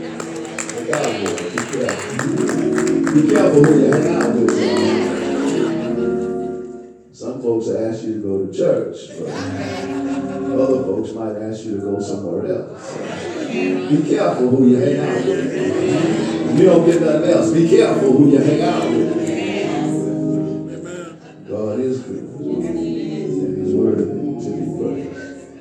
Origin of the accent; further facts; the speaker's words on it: North Louisiana, United States; moved away as an adult; now in Salina, United States; I'm from North Louisiana